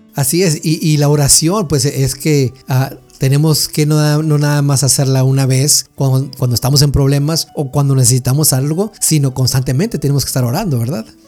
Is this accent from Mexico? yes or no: yes; Mexico; nosotros como mexicanos